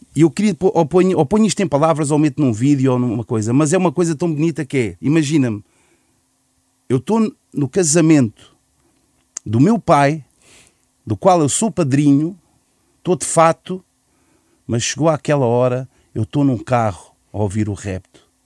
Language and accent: Portuguese; Lisbon, Portugal; Eu, eu pessoalmente só saí de Chelas